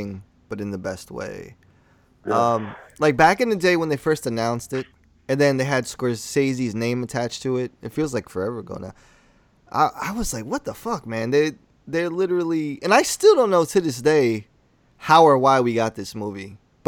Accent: New York, United States; I grew up in New York

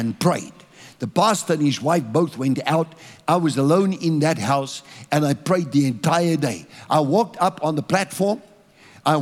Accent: South Africa; I'm a South African.

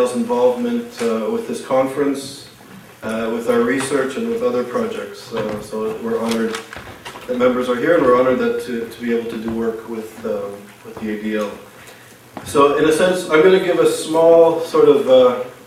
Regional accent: Montreal, Quebec, Canada; I grew up in Montreal

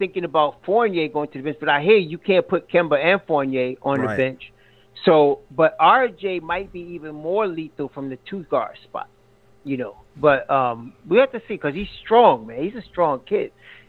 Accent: Hempstead, New York, United States; I was born in Hempstead.

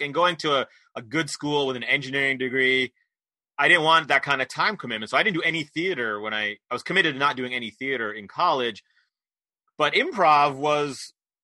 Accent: Poughkeepsie, New York, United States; moved away as an adult; now in Philadelphia, United States; I grew up in New York State, in Poughkeepsie, New York, but I've been here since college, so I've been in Philly for some close to 30 years now

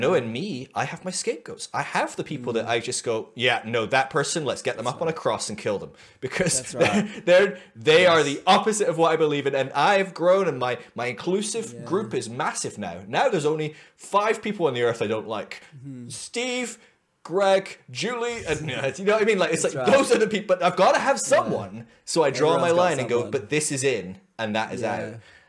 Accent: Scotland, United Kingdom; I'm Scottish.

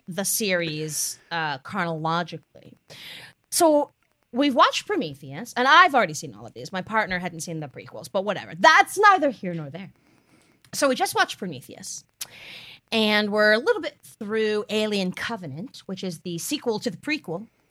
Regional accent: Hickory, North Carolina, United States; My hometown is Hickory

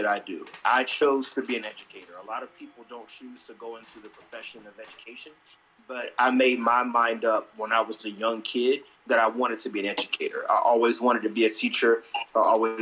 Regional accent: Elizabethtown, North Carolina, United States; also born or lived in Washington, D.C. / Arkansas / Baltimore; now in Philadelphia, United States; I am from North Carolina, born and raised in Elizabethtown, North Carolina

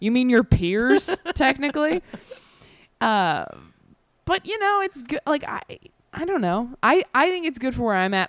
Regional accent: Temecula, California, United States; also born or lived in Modesto, California; I grew up in Modesto, and then we moved to Temecula

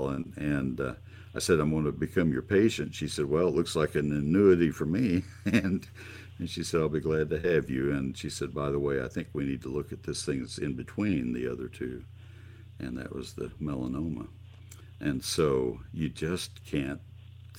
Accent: College Station, Texas, United States; I grew up in College Station, and the post oaks give total shade there

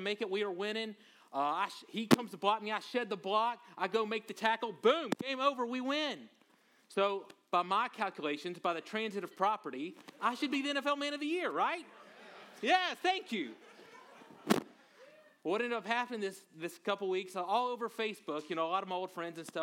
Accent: Monroe, Louisiana, United States; I grew up in North Louisiana in a town called Monroe, Louisiana

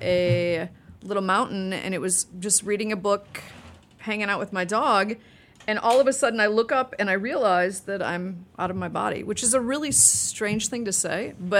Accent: Evanston, Illinois, United States; Oh, absolutely. I mean, I went to a lot of YMCA parties

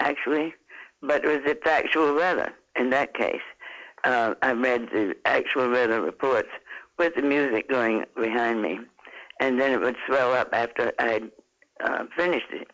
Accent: Georgia, United States; I was born in Georgia

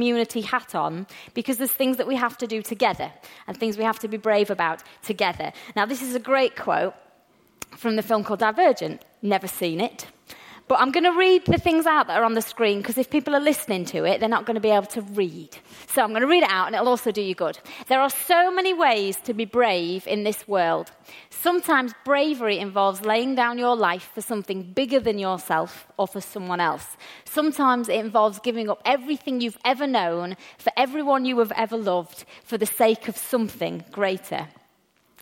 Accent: England, United Kingdom; We English people

